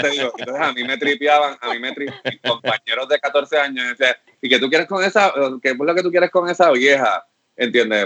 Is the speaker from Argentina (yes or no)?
no; Puerto Rico; como productor puertorriqueño